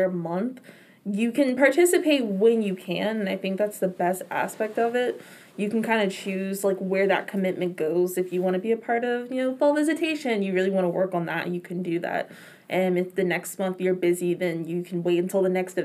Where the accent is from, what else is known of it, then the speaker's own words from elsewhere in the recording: Capitol Heights, Maryland, United States; I went to high school in Maryland. I'm from Maryland.